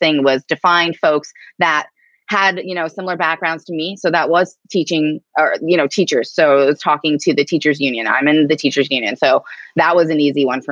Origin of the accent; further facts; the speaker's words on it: Erie, Pennsylvania, United States; also born or lived in Tulsa, Oklahoma / Greenfield Township, Pennsylvania; I'm from Erie, I grew up on a 100-acre farm and this little township called Greenfield Township